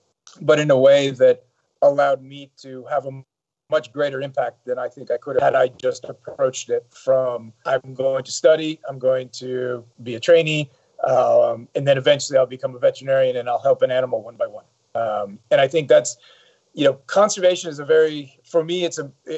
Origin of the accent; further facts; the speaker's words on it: Saudi Arabia; also born or lived in Europe / Middle East; I probably have a slightly unique perspective for an American. I grew up in Saudi Arabia, spent about half of my early life living in Europe, in the Middle East.